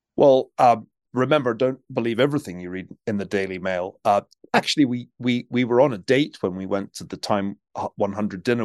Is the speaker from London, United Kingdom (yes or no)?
no; Glasgow, Scotland, United Kingdom; now in United States; I grew up in Glasgow, uh, in Scotland